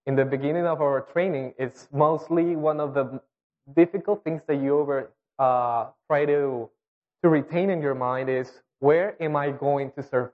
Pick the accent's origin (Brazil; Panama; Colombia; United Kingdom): Colombia; English is a second language; moved away as an adult; We were all born and raised in Colombia